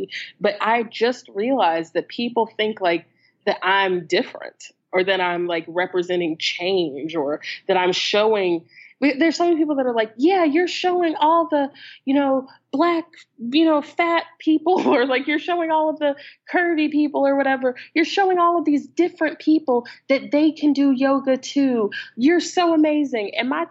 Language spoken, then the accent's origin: English; the American South, United States; I grew up in the American South. I am black and queer living in North Carolina